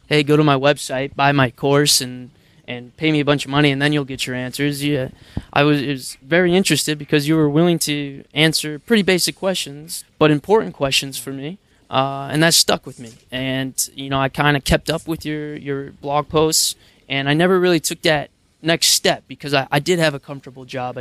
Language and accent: English; Michigan, United States; moved away as an adult; also born or lived in London / New York / Singapore; I'm from Michigan. I was born and raised